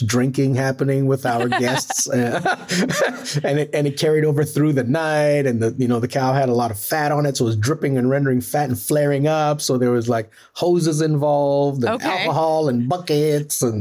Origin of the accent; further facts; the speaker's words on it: Trinidad & Tobago; also born or lived in Tobago; I was maybe 3-4 years old in Tobago. I was born in Trinidad.